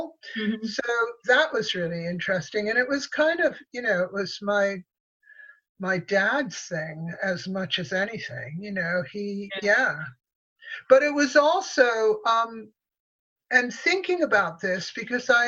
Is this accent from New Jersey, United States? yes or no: no; Connecticut, United States; also born or lived in New York; I was born in New York, and then after I was born, my parents moved to Connecticut